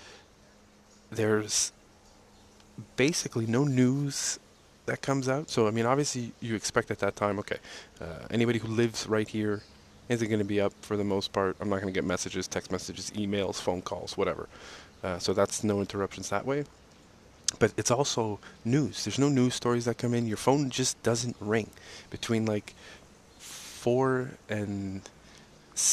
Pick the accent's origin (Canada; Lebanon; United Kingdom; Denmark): Canada; Montreal, Quebec; like being from Montreal, the East Coast